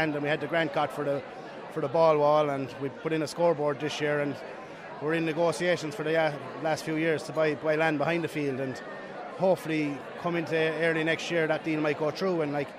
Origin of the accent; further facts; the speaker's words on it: Roscrea, Tipperary, Ireland; growing up in Rosscrea